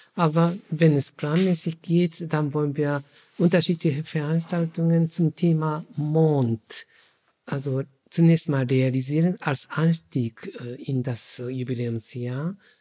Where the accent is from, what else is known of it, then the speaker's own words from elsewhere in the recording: Japan; German is a second language; now in Germany; ich als Japaner